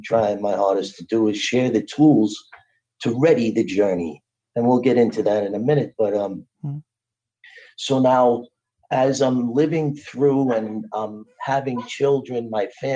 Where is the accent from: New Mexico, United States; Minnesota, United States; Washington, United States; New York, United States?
New York, United States; New York City; I grew up in Brooklyn.